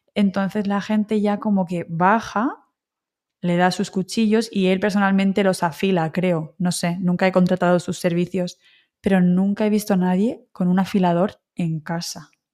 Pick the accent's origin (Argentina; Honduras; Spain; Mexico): Spain; Alicante, Valencian Community; also born or lived in Wrocław, Poland; tú has estado en mi ciudad, ¿no? Has estado en Alicante.